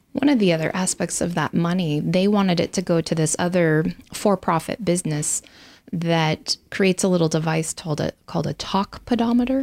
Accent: Riggins, Idaho, United States; I grew up in Idaho, graduated high school from Salmon River High School up in Riggins

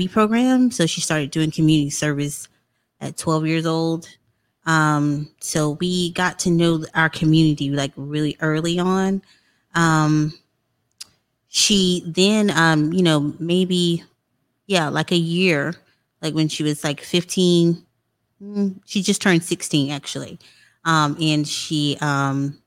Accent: Florence, South Carolina, United States; I'm from Florence, South Carolina. I graduated from the illustrious Wilson High School.

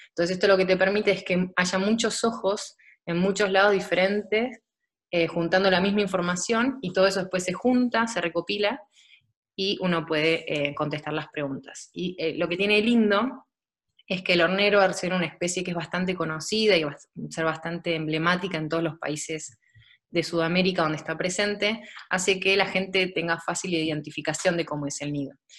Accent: Buenos Aires, Argentina; moved away as an adult; now in Germany; soy de Buenos Aires

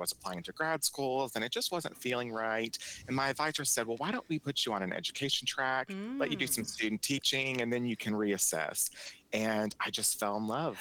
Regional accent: Frankfort, Kentucky, United States; I'm from Frankfort, Kentucky

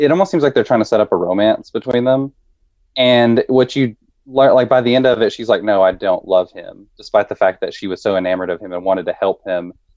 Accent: the South, United States; as a white person growing up in the South

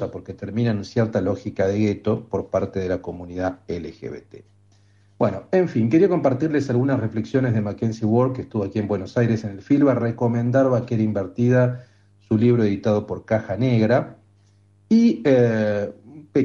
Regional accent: Australia; Spanish is a second language; now in United States; En el contexto de Estados Unidos no soy estadounidense, es australiana. Soy una estadounidense en reserva, vengo de las antípodas, del hemisferio sur.

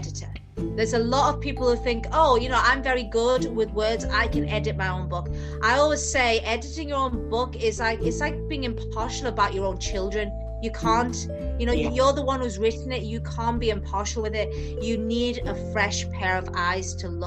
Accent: Newcastle upon Tyne, North East England, United Kingdom; I'm from Newcastle. So, more northern you get in England, we just speak faster and faster.

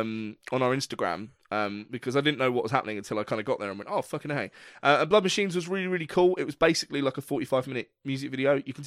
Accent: England, United Kingdom; as an English musician

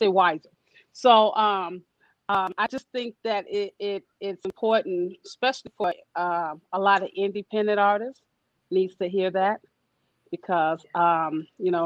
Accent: Chicago, Illinois, United States; I'm from Chicago

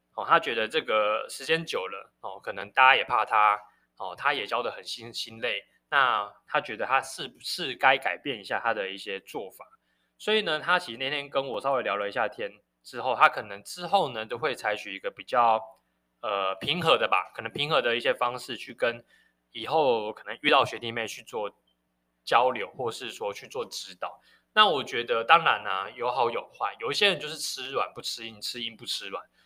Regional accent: Taiwan; 身为台湾人

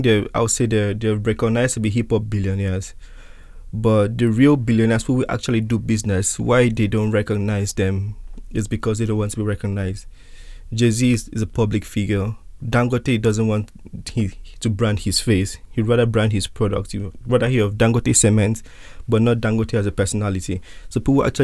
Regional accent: Nigeria; I'm Nigerian

